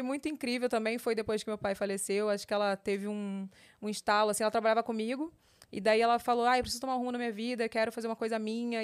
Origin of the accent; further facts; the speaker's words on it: Rio de Janeiro, Brazil; also born or lived in São Paulo; eu sou carioca raiz